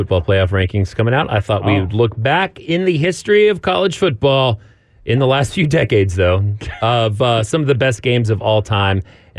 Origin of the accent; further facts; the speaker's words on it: Amarillo, Texas, United States; growing up in Amarillo.